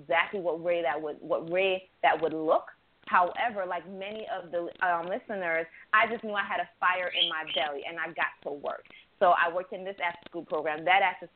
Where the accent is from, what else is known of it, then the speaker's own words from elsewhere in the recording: upstate New York, United States; also born or lived in an island (birthplace); now in Baltimore, United States; I was raised in upstate New York